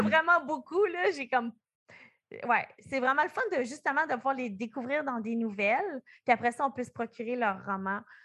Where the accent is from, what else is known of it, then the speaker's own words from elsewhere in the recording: New Brunswick, Canada; on vient comme du Nouveau-Brunswick